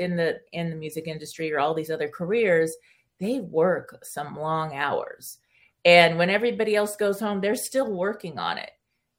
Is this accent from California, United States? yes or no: yes; California, United States; first language Spanish; English is a second language; I grew up in California, and Hollywood was like my backyard.